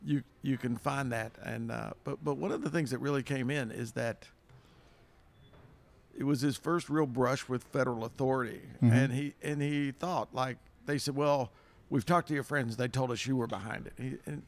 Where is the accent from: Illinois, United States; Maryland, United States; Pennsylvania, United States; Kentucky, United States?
Kentucky, United States; I'm from Kentucky as well